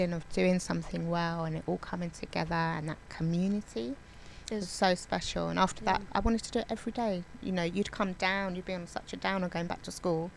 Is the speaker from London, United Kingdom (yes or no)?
yes; London, United Kingdom; I grew up in Borough of Westminster, but I travelled all to different bits of London to do my dance